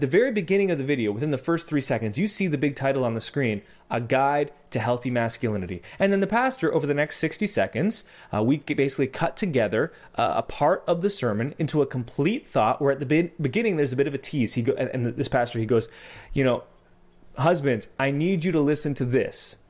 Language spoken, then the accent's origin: English; Canada; I'm Canadian